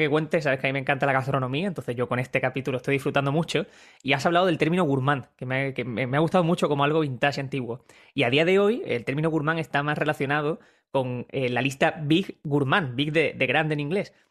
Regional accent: Málaga, Andalusia, Spain

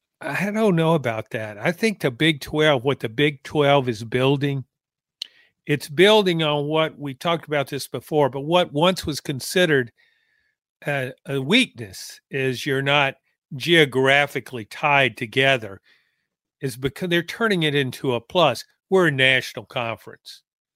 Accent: Louisiana, United States; Growing up in Louisiana, LSU basketball was not a factor.

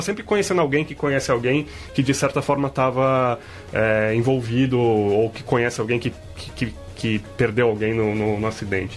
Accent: São José dos Campos, São Paulo, Brazil; eu e a Bruna, nós somos de São José

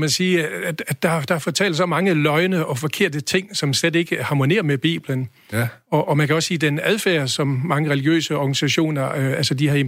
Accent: Holstebro, Central Denmark Region, Denmark; moved away as an adult; now in Aarhus, Denmark; Jeg er født i Holstebro, ja.

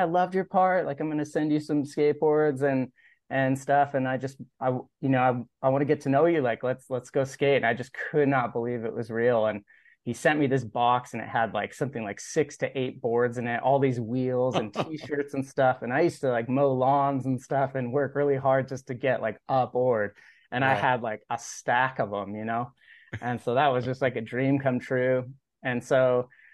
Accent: Alta Loma, California, United States; also born or lived in Cincinnati, Ohio; I was raised in Alta Loma, California, which is sort of near where Rancho Cucamonga is

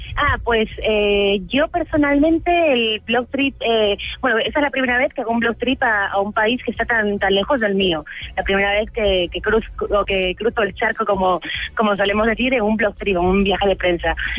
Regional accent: Spain; en España, que es de donde soy

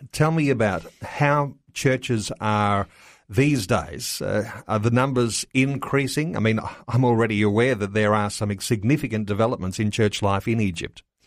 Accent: Australia; as Australian Christian believers

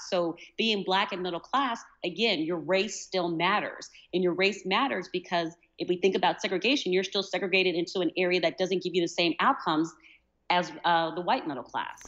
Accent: United States; accent: American; people know that I'm American

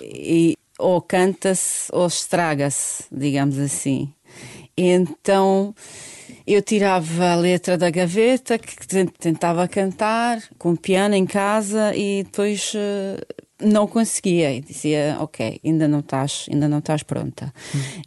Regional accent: Sarajevo, Federation of Bosnia and Herzegovina, Bosnia & Herzegovina; Portuguese is a second language; moved away as an adult; also born or lived in Germany; Bósnia-Herzegovina, cidade capital Sarajevo, é onde eu nasci

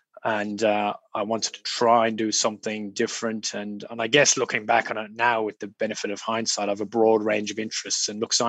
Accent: Ireland; also born or lived in United Kingdom; now in Australia; I'm Irish. I grew up in a small country town in rural Ireland. My dad was a GP.

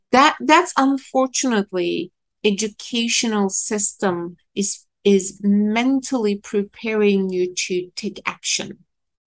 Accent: Istanbul, Turkey; moved away as an adult; now in New York, United States; Istanbul. I'm the first generation. I'm second of the five kids. We all grew in Istanbul. We're born and raised in Istanbul. So it's almost a custom for Kurds to, you know, keep moving

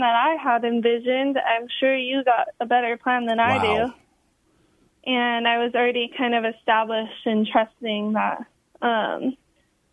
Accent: Hawaii, United States; growing up in Hawaii

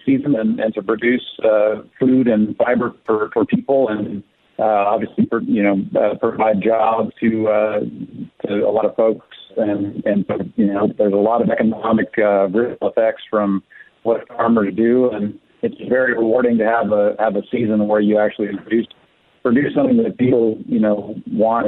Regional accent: Bay Area, California, United States; now in Central Valley, United States; I wasn't born in the Central Valley. I was born actually up in the Bay Area, and ended up coming to the Central Valley later, a little bit later in life

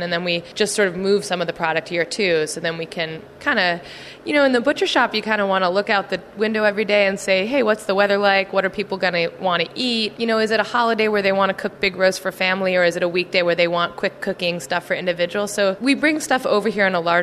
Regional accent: New Jersey, United States; moved away as an adult; also born or lived in New York / central Pennsylvania / California; now in Philadelphia, United States; Originally, I'm from New Jersey

